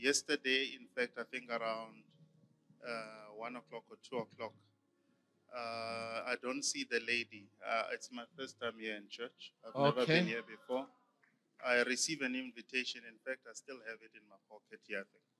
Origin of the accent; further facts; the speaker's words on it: Johannesburg, Gauteng, South Africa; moved away as an adult; now in Cape Town, South Africa; I'm new here in Cape Town. I'm from Johannesburg.